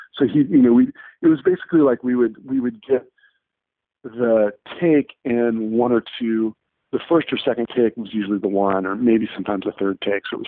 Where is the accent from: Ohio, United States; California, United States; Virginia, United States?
California, United States; Santa Cruz; moved away as an adult; also born or lived in Boston; I grew up in Santa Cruz, California, which is a small town